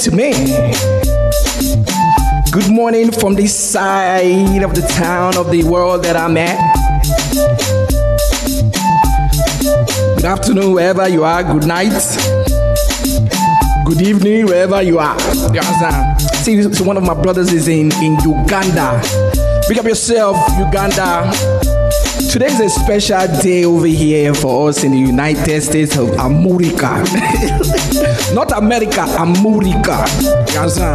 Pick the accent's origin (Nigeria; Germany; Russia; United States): Nigeria; moved away; I remember growing up in Nigeria